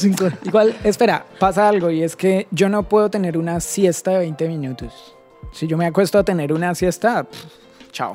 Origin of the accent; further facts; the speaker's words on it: Bogotá, Colombia; moved away as an adult; now in Buenos Aires, Argentina; Soy colombiano, soy de Bogotá y yo vivía en Bogotá, estudiaba en Bogotá